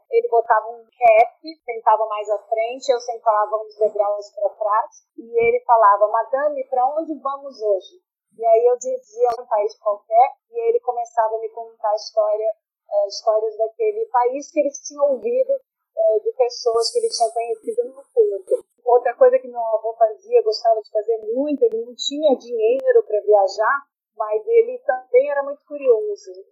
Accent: Santos, São Paulo, Brazil; eu nasci em Santos, de uma família de imigrantes italianos e portugueses.

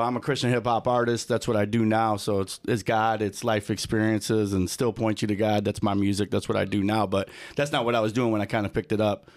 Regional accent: Lombard, Illinois, United States; also born or lived in Aurora, Illinois; So I grew up in kinda like the Lombard, um, Glenbard area.

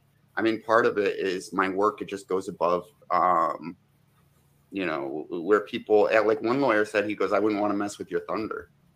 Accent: New England, United States; also born or lived in Wyoming / Montana / Connecticut; I was born in Wyoming. I lived in Montana, Connecticut, mostly grew up in New England, but yeah, that's the beginnings.

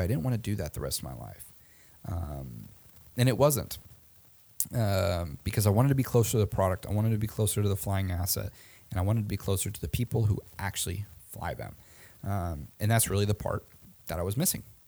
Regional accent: Omaha, Nebraska, United States; I went to a school in my hometown called Creighton University

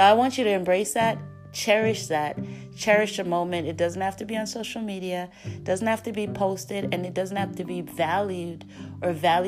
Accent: Jamaica; we're loud Jamaican

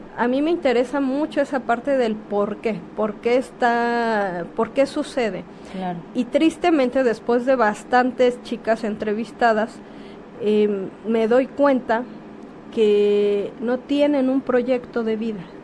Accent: Guerrero, Mexico; moved away as an adult; also born or lived in Mexico City; nacida en Guerrero

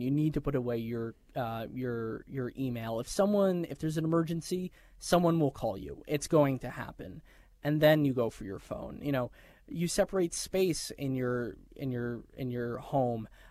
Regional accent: New York, United States; moved away; I'm a New Yorker

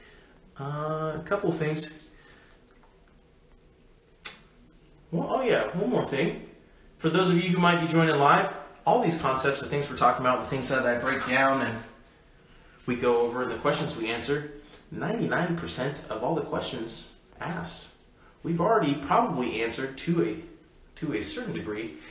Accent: United States; I was born in America.

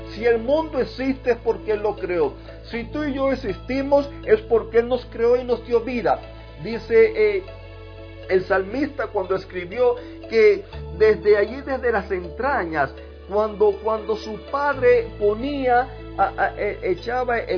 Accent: Cuba; now in Jacksonville, United States; vivo en el 5355 Keystone Drive North, en Jacksonville, Florida. Eh, soy cubano, vengo de una familia eh, donde me, desde pequeño me criaron en un hogar donde iban a la iglesia.

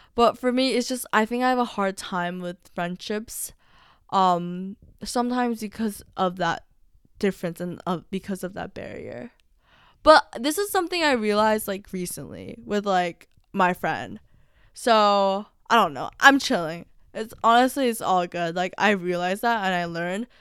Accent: United States; I'm technically American

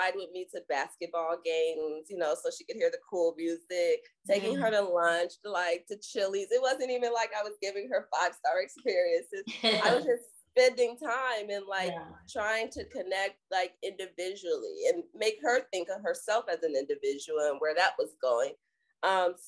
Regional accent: Florida, United States; now in Texas, United States; I'm from Florida

